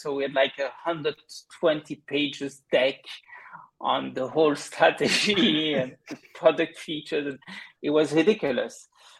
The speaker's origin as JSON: {"language": "English", "country": "Belgium", "accent": "Belgian", "said": "No, I kind of lost my Belgian accent, I think, but people can maybe hear there's something very subtle, but they usually struggle to identify it."}